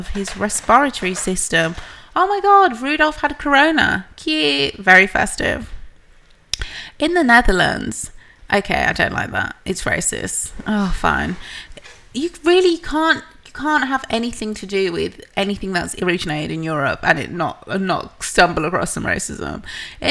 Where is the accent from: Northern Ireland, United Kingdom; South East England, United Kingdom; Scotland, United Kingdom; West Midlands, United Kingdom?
West Midlands, United Kingdom; Birmingham; I was from Birmingham